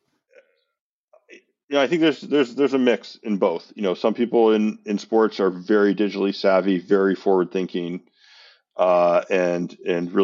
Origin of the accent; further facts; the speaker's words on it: San Francisco, California, United States; I grew up in San Francisco.